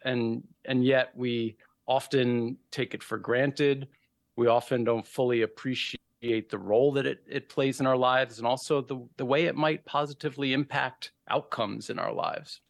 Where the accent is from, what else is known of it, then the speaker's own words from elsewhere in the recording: New York City, New York, United States; moved away; I grew up in New York City